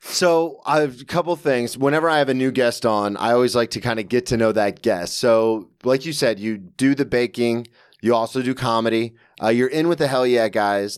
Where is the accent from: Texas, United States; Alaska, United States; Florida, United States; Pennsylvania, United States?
Florida, United States; Ormond Beach; moved away as an adult; now in New York, United States; I always say I'm from Daytona Beach, Florida, because no one knows what Ormond Beach, Florida